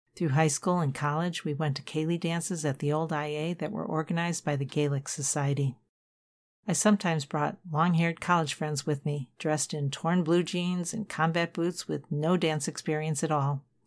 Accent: Cleveland, Ohio, United States; I was born and baptized in Saint Aloysius Parish on the east side. We moved in about nineteen fifty-six to a fairly new post-war subdivision in a West

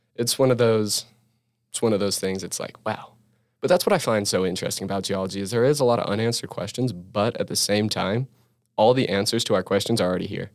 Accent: Utah, United States; it's also my home state. I feel comfortable here, you know, I know this state

